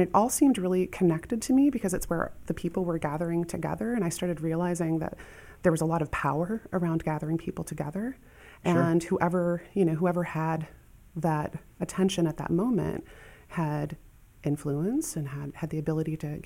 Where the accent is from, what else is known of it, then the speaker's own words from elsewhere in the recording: Asbury, Iowa, United States; I grew up right outside Dubuque in Asbury, Iowa